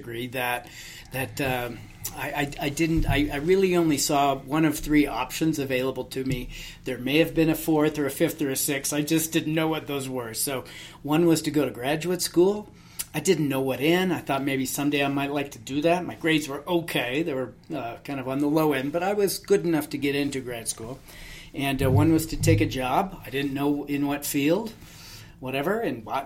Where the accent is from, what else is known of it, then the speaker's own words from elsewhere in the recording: Seattle, Washington, United States; now in Colorado, United States; In Seattle. So I grew up in the suburbs just to the north of the city